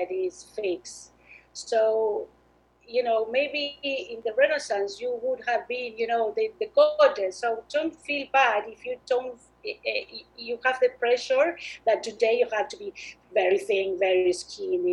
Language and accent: English; Argentina; moved away as an adult; also born or lived in United States / Brisbane; I'm originally from Argentina. I studied fine arts there